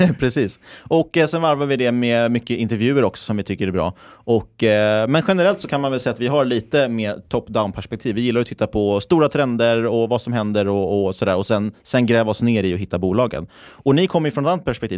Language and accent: Swedish; Stockholm, Stockholm County, Sweden; moved away as an adult; now in Linköping, Sweden